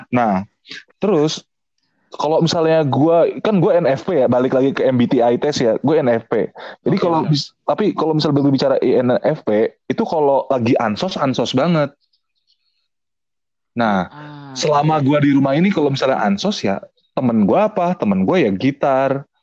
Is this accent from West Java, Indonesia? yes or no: yes; Depok, West Java, Indonesia; Nah, tapi gue dari TK sampai kuliah S1 tuh di Depok.